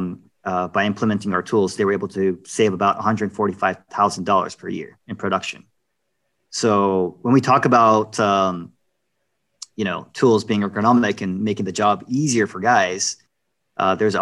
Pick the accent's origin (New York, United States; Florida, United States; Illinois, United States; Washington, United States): New York, United States; I'm from New York